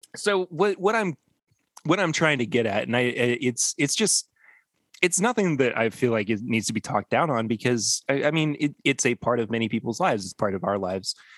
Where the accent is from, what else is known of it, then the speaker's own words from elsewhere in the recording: Lexington, Kentucky, United States; Lexington, Kentucky, my hometown, and my current place of residence